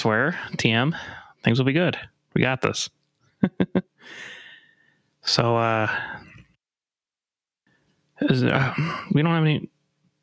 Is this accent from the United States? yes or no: yes; Michigan, United States; We're from Michigan.